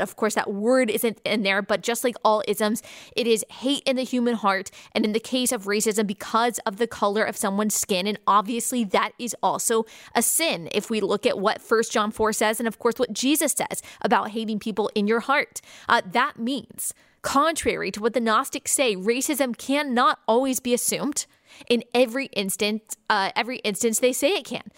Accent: United States; American Christians

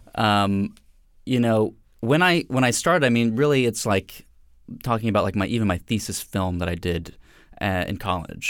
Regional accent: Atlanta, Georgia, United States; moved away; I'm originally from Atlanta, Georgia

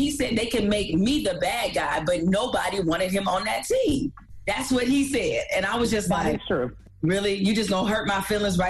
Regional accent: Detroit, Michigan, United States; y'all know my background. I'm from Detroit. I grew up a really big Pistons fan. And there are certain things that Detroiters would never let go.

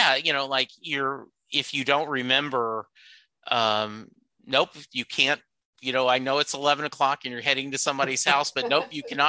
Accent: Louisiana, United States; now in Dallas, United States; but in South Louisiana, where I was from, no way. They built, the joke is they build bars without locks on the door because they never close.

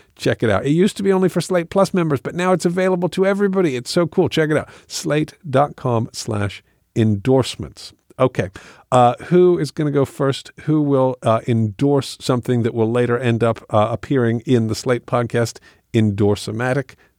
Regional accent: England, United Kingdom; moved away; I grew up in England.

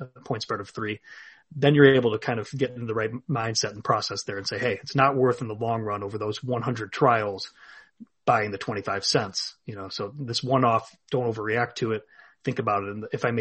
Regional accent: Illinois, United States; here in my home state of Illinois

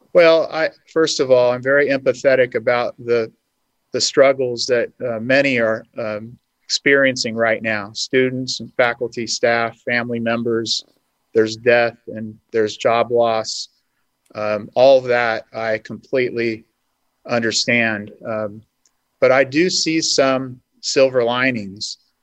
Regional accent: Hanford, California, United States; eventually settled in my hometown of Hanford

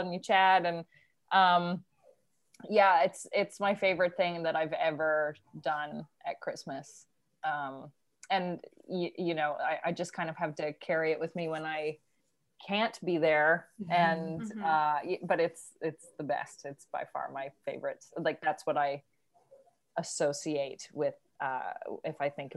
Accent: Newfoundland and Labrador, Canada; moved away; I grew up on the East Coast in Newfoundland.

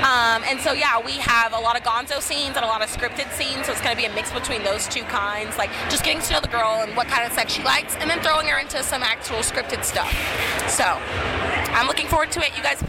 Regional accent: Alabama, United States; now in Miami, United States; It's my, I guess you could say my hometown, but I'm actually originally from Alabama, but I love it here.

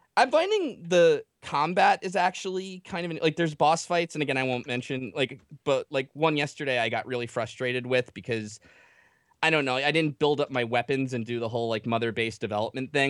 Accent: New Jersey, United States; I'm from Jersey

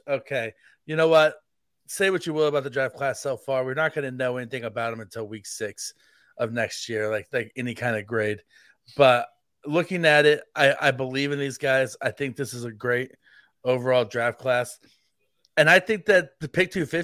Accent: Kansas City, United States; it's my hometown team. It's the team I grew up watching.

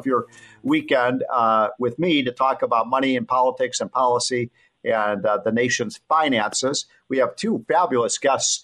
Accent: Illinois, United States; I'm from Illinois. That's a disaster area

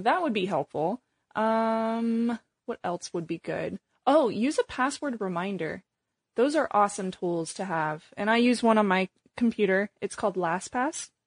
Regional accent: Missouri, United States; now in Bay Area, United States; I grew up in Missouri

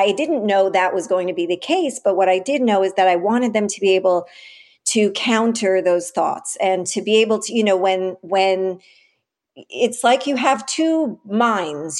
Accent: New York City, New York, United States; I grew up in the West Village in the, you know, late seventies, early eighties, nineties

